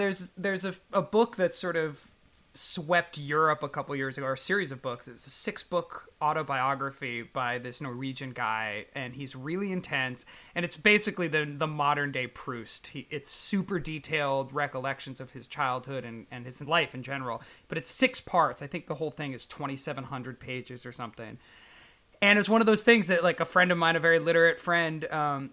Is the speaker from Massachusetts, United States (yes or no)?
no; Northern California, United States; I grew up in Northern California with that kind of rugged coastline